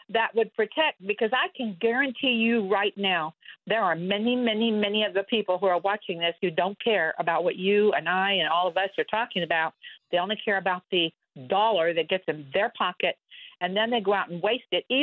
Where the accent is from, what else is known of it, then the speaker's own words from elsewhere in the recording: Texas, United States; I'm from Texas